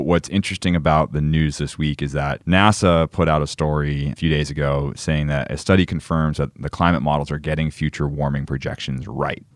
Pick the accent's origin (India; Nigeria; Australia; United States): United States; Falmouth, Massachusetts; moved away; my hometown of Falmouth, Massachusetts, in the northeast of the United States